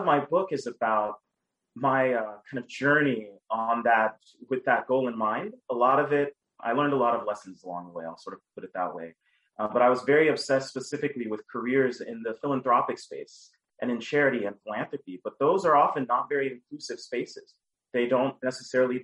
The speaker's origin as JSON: {"language": "English", "town": "Dallas", "region": "Texas", "country": "United States", "tie": "born or raised there", "said": "I grew up in Dallas, Texas, with a single mother"}